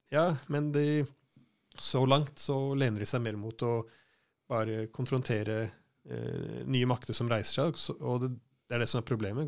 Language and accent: Norwegian; Norway